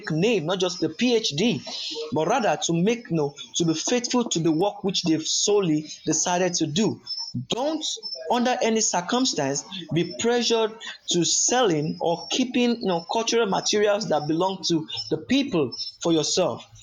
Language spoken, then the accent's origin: English; Yorubaland, Nigeria; I am from the Yoruba ethnic group of Nigeria